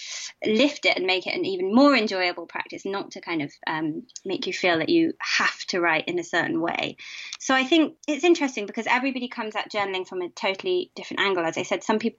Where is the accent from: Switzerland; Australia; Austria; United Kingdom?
United Kingdom